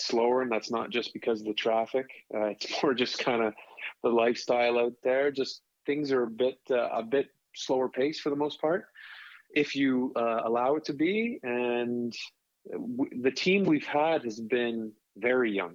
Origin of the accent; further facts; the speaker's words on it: Toronto, Ontario, Canada; also born or lived in Texas / Syracuse; now in California, United States; where I grew up in Toronto